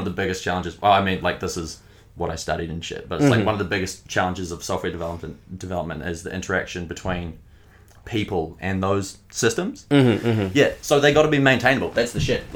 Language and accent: English; Christchurch, Canterbury, New Zealand; moved away as an adult; now in Wellington, New Zealand; I'm from Christchurch. Yeah, went to school with you.